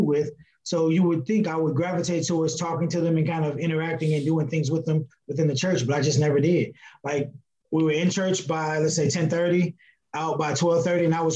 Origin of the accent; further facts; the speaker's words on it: Gary, Indiana, United States; also born or lived in Chicago, Illinois; I was born in Chicago, Eric, but I actually grew up in Gary, Indiana